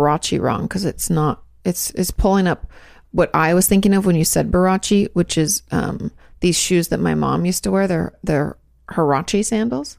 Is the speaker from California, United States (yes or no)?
no; Washington, United States; Growing up in Washington State, we had floods a lot